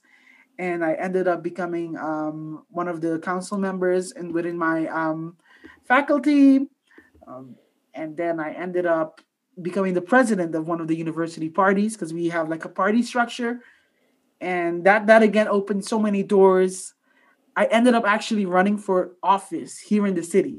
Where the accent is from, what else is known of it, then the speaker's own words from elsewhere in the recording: Curaçao; moved away as an adult; now in Netherlands; my home country of Curaçao